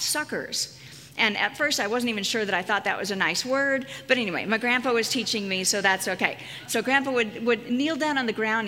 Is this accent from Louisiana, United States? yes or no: no; Casper, Wyoming, United States; my hometown of Casper, Wyoming